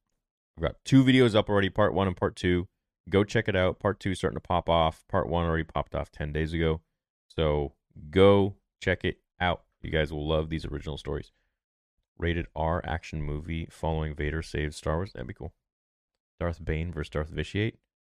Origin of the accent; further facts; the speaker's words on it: Hawaii, United States; I'm from Hawaii.